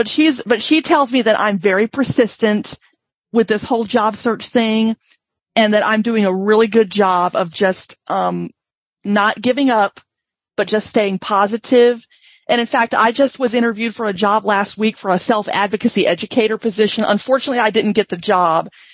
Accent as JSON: {"language": "English", "region": "Mississippi", "country": "United States", "moved": "yes", "lives_now": "Washington, United States", "said": "I'm originally from Mississippi"}